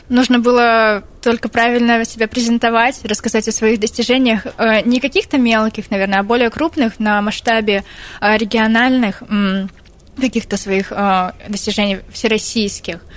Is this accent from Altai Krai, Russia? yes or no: yes; Altai Krai, Russia; Нет, я из Алтайского края.